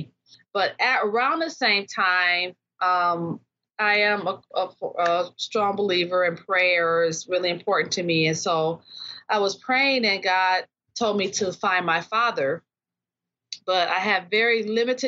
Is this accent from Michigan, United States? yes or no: yes; Detroit, Michigan, United States; now in South Range, United States; originally from Detroit, born and raised in Detroit, Michigan, and now living in the Upper Peninsula, Houghton, Michigan